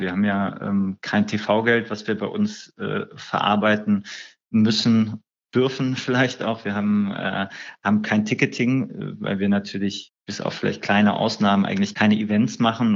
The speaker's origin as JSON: {"language": "German", "town": "Düsseldorf", "region": "North Rhine-Westphalia", "country": "Germany", "tie": "born or raised there", "also_born_or_lived": "Berlin", "said": "Ich bin ja gebürtiger Düsseldorfer"}